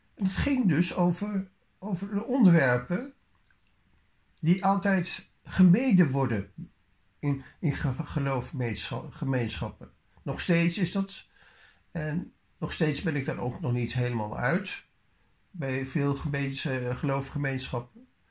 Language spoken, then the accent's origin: Dutch; Netherlands; we zijn geen Engelse mensen, we zijn Nederlanders